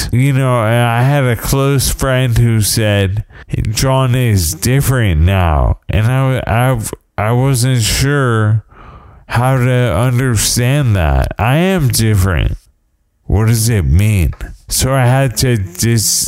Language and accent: English; United States; I'm an American